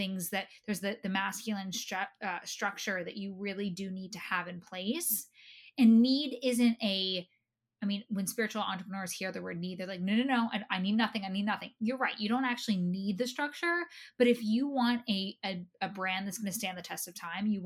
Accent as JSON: {"language": "English", "region": "New Jersey", "country": "United States", "said": "I'm from New Jersey."}